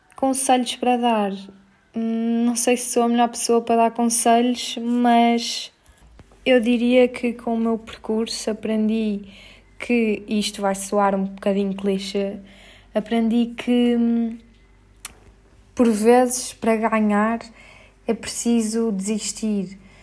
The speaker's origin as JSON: {"language": "Portuguese", "town": "Porto", "region": "Norte", "country": "Portugal", "moved": "as an adult", "lives_now": "Lisbon, Portugal", "said": "sou do Porto, vivo em Lisboa há 3 anos"}